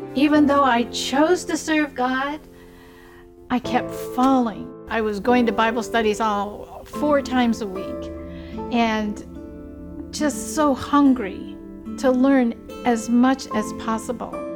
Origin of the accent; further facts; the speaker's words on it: Sitka, Alaska, United States; I'm Tlingit Indian from Sitka, Alaska